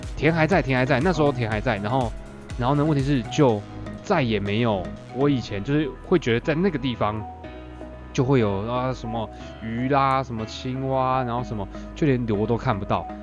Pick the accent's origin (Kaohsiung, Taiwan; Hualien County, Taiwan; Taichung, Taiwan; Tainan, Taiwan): Taichung, Taiwan; Wufeng; 我在农田里面长大的。对我家一开门之后，前面就有一条那个水沟这样子，对，然后呢很多的稻田